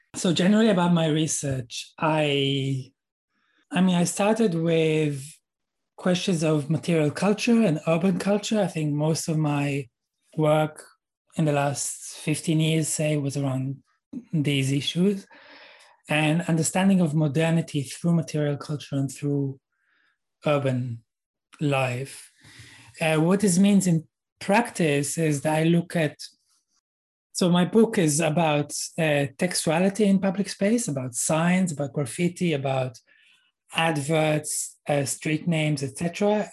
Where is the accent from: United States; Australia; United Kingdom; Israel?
Israel; moved away as an adult; I'm Israeli and I grew up in Israel.